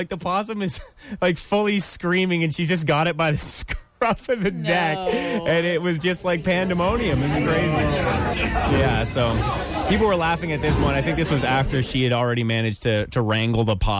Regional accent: Ottawa, Ontario, Canada; my hometown is Ottawa, where I hail from.

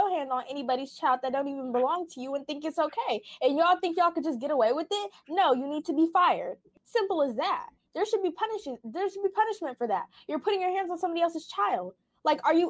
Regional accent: Sacramento, California, United States; I'm from Sacramento. I'm a 14-year-old freshman

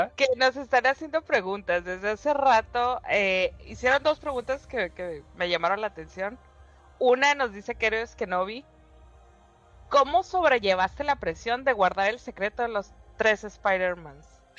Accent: Tijuana, Baja California, Mexico; also born or lived in San Diego; now in Mexicali, Mexico; Estoy en Mexicali, pero crecí en Tijuana. Crecí entre Tijuana y San Diego

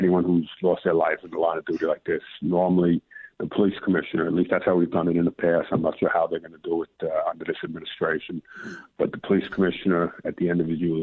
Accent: New York City, New York, United States; moved away as an adult; I grew up in the Bronx

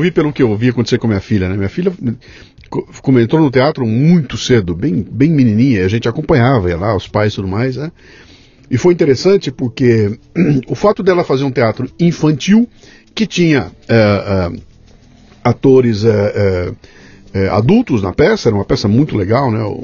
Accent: Bauru, São Paulo, Brazil; eu sou de Bauru e Bauru é uma cidade absolutamente plana

